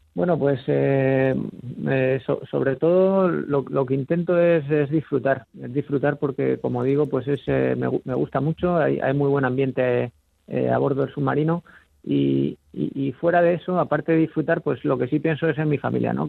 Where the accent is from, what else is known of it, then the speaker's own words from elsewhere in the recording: Zaragoza, Aragon, Spain; moved away as an adult; also born or lived in Muniesa; now in Cartagena, Spain; Nací en Zaragoza, pero viví en Muniesa hasta los cuatro años y luego ya nos mudamos a Zaragoza